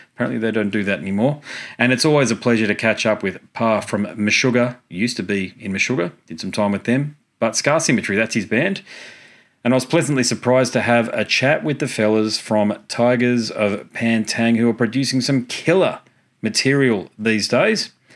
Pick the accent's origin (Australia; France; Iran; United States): Australia; Gold Coast, Queensland; my hometown, the Gold Coast in Queensland